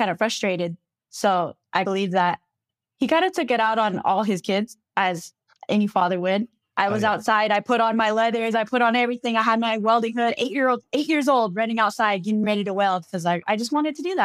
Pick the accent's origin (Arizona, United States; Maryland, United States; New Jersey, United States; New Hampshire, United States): Arizona, United States; Sawmill; I grew up on the Navajo Reservation from a place called Sawmill, Arizona.